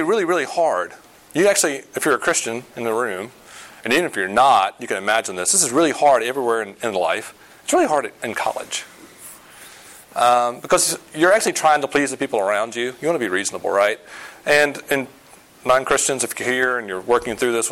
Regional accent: the South, United States; moved away; I grew up in the South

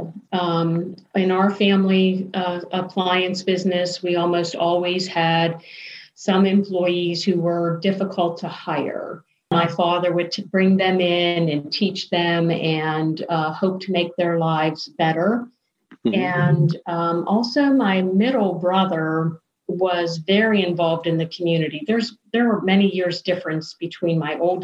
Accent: Ambridge, Pennsylvania, United States; also born or lived in North Hills; So Ambridge, none of us were born in the town itself, but we were born in an adjacent town, all part of the same school district. So when we say where we're from, we say we're from Ambridge

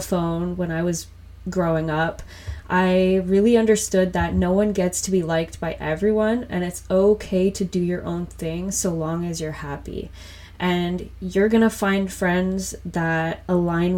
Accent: Whitby, Ontario, Canada; also born or lived in Scarborough, Ontario; I was born in Scarborough and raised in Whitby for the most part. This is in Ontario in Canada

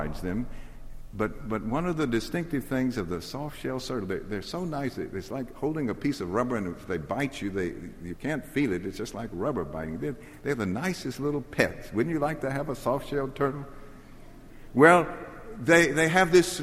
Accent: Jackson, Mississippi, United States; I grew up in Mississippi, and I could walk from my house in Jackson to the Pearl River.

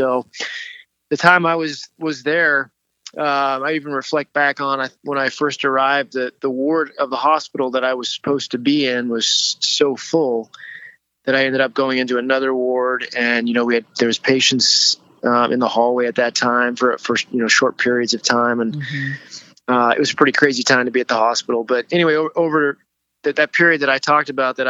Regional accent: Alberta, Canada; also born or lived in Oregon City, Oregon / Ontario; now in United States; I was born in Oregon City, Oregon, but ended up at, actually when I was 5 years old, we moved up to Canada where my dad worked and lived about 7 years in the province of Alberta and then about 8 years in the province of Ontario.

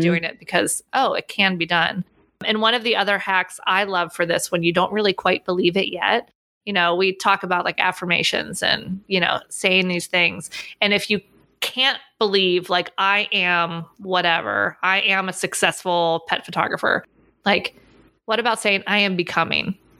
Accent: Pittsburgh, Pennsylvania, United States; moved away as an adult; also born or lived in Orlando, Florida; I grew up in Pittsburgh

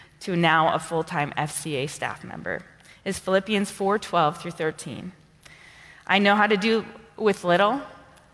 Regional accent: Montana, United States; moved away as an adult; also born or lived in North Dakota / South Dakota / Marshall Islands; now in Washington, United States; I was born in North Dakota. I was raised in the great state of Montana.

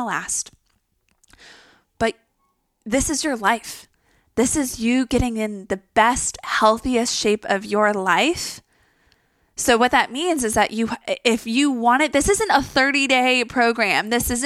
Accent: Texas, United States; I'm even from Texas.

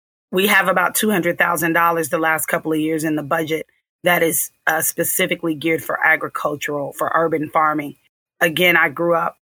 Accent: Kansas City, Missouri, United States; I'm from Kansas City

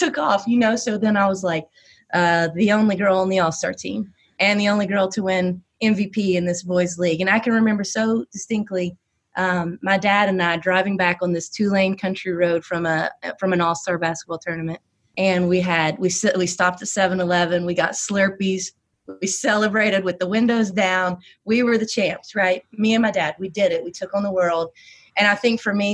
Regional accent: West Virginia, United States; accent: Southern; also born or lived in Knoxville; now in Washington, DC, United States; that small town that I grew up in West Virginia

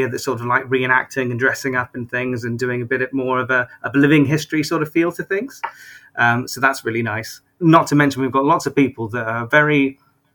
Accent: Glastonbury, South West England, United Kingdom; I'm originally from Glastonbury, so I was sort of born and bred there

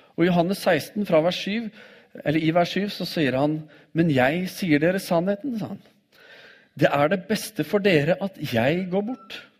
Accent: Oslo, Norway; når jeg vokste opp som tenåring i Oslo

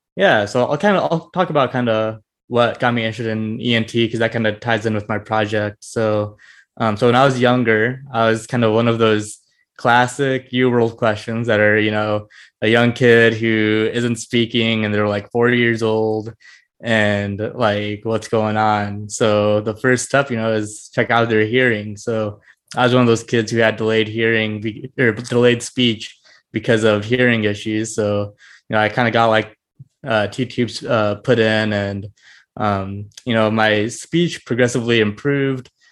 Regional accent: Fort Wayne, Indiana, United States; also born or lived in Bloomington, Indiana; I grew up in Indiana, kind of most of my life. I grew up in Fort Wayne

